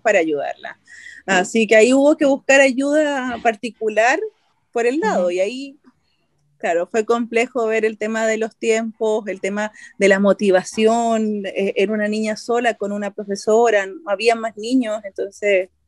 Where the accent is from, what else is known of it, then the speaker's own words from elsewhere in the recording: Chile; also born or lived in Colombia; yo soy eh, chilena colombiana.